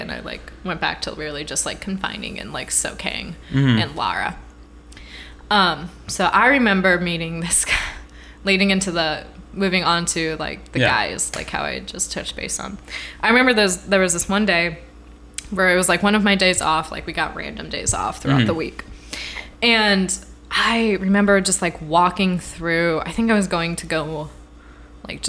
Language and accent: English; Midwest, United States; moved away; I'm from the Midwest